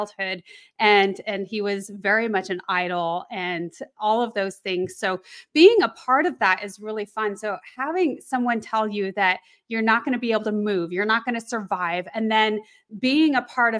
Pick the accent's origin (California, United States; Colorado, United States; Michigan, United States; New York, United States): Colorado, United States; I grew up in Colorado